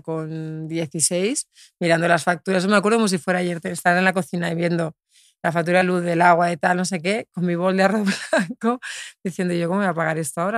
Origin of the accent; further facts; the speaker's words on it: Albacete, Castilla-La Mancha, Spain; moved away; yo nací en Albacete